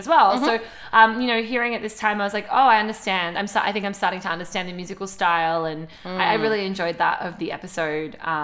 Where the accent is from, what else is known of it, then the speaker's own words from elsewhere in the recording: Australia; we're from Australia